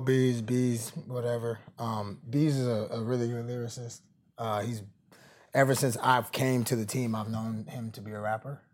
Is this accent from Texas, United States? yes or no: no; Atlanta, Georgia, United States; moved away; also born or lived in Oakland, California; I'm from Atlanta